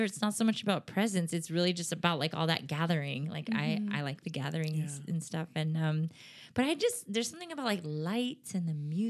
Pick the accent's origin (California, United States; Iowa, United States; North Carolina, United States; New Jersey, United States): California, United States; Southern; we are all three of us are from SoCal.